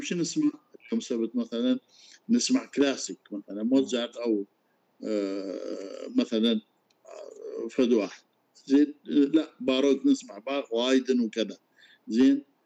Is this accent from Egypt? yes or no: no; Iraq; احنا عندنا بالعراق